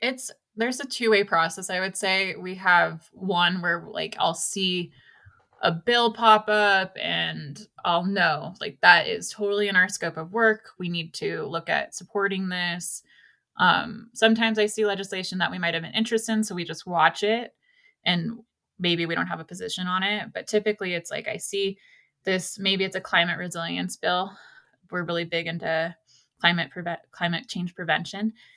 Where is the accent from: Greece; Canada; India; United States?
United States; Ojai, California; moved away as an adult; now in Mammoth Lakes area, United States; I grew up on the coast of California, um, in a small town called Ojai